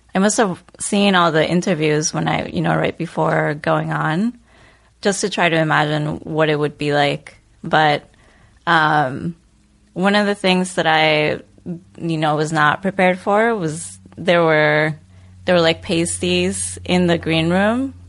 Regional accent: Bogotá, Colombia; moved away; also born or lived in Chicago; Born and raised in Bogota.

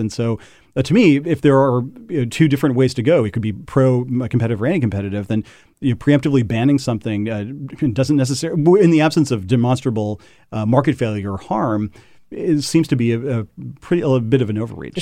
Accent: Parsons, Kansas, United States; my hometown of Parsons, Kansas

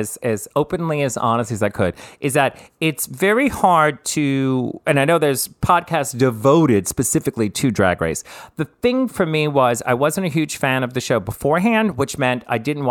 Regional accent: New Orleans, Louisiana, United States; I'm from New Orleans

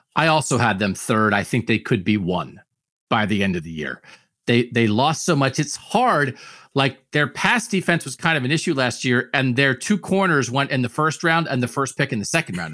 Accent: Pennsylvania, United States; I grew up in Pennsylvania

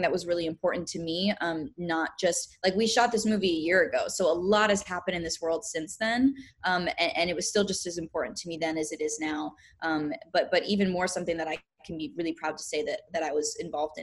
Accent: Pennsylvania, United States; I grew up dancing in Pennsylvania from the time that I was around 2 years old.

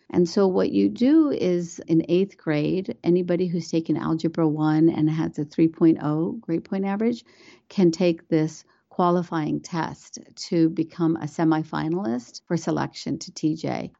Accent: West Virginia, United States; English is a second language; moved away as an adult; also born or lived in India / Washington, D.C.; now in Northern Virginia, United States; I'm a American who was born in India. I came to America when I was four years old and grew up in the state of West Virginia

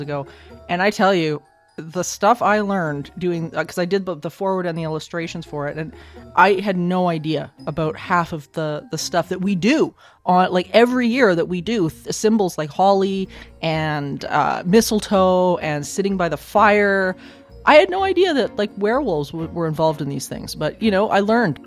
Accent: Alberta, Canada; I'm from Alberta

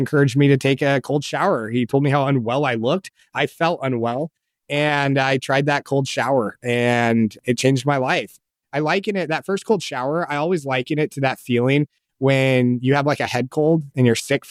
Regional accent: Colorado Springs, Colorado, United States; I grew up in Colorado Springs

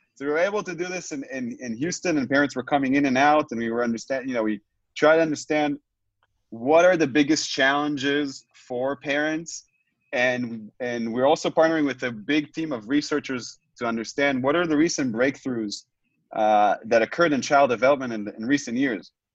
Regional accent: Tel Aviv, Tel Aviv District, Israel; I'm joining uh, you both from uh, from where I was born, from Israel, from Tel Aviv, Israel

